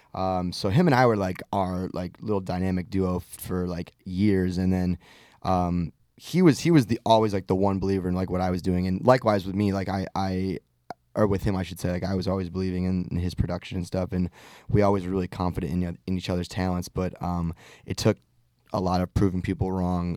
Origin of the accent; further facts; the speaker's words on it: just outside Detroit, Michigan, United States; I grew up just outside Detroit